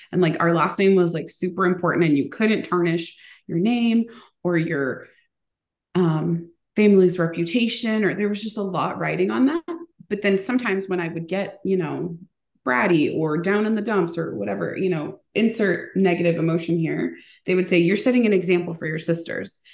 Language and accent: English; United States; born or raised there; first language Spanish; English is a second language